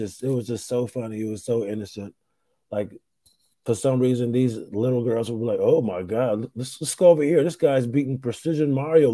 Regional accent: Rochester, New York, United States; moved away; I'm in my hometown. I'm in Rochester, New York.

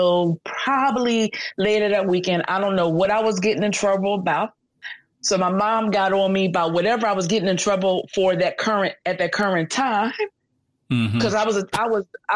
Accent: Philadelphia, Pennsylvania, United States; I was born and raised here in Philadelphia in the Minery section to a single mother.

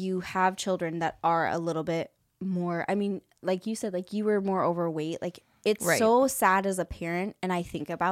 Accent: Vallejo, California, United States; I grew up in Vallejo.

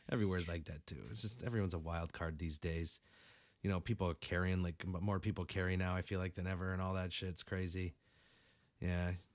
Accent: Springfield, Massachusetts, United States; I grew up right in Springfield area

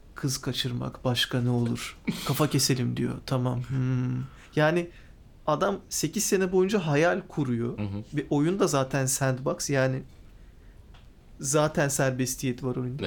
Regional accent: İzmir, Turkey

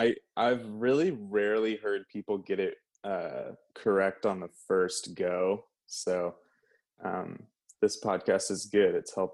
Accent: Michigan, United States; also born or lived in San Antonio, Texas; So I actually wasn't born in Michigan. I was born in San Antonio, actually.

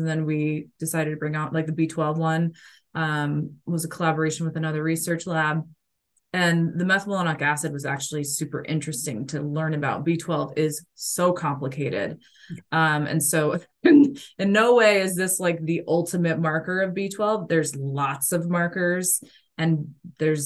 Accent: Kansas, United States; I grew up in Kansas, so it was like, it's a beef state.

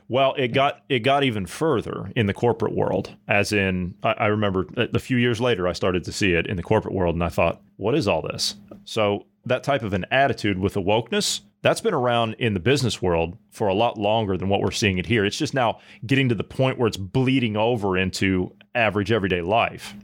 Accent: Ohio, United States; my home state of Ohio

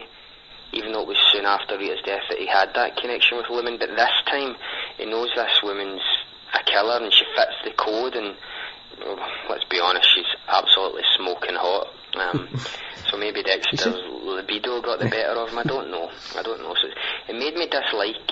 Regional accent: Scotland, United Kingdom; accent: thick accent; from Scotland.

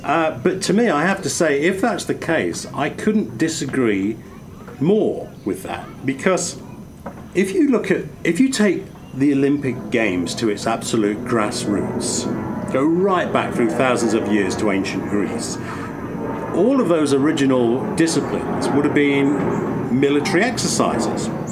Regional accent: England, United Kingdom; growing up in England

